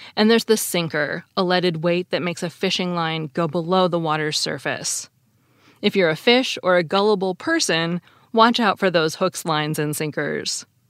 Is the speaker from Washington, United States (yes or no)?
yes; Seattle, Washington, United States; I grew up in Seattle, and I've lived in the West my whole life